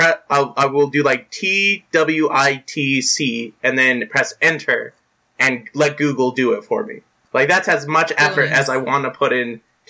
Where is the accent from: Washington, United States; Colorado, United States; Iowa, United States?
Colorado, United States; Denver; my friend and I who's from Canberra and I'm from Denver.